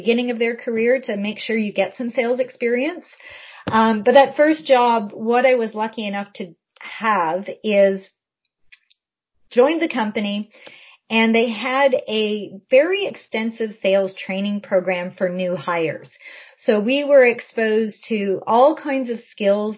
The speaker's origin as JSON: {"language": "English", "area": "Essex County", "region": "southwestern Ontario", "country": "Canada", "tie": "born or raised there", "also_born_or_lived": "Ottawa", "moved": "yes", "said": "I grew up southwestern Ontario, so I'm from Essex County"}